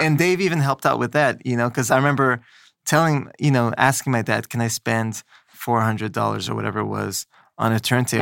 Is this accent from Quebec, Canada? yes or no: yes; Montreal, Quebec, Canada; moved away as an adult; also born or lived in Los Angeles; now in New York, United States; I grew up in Montreal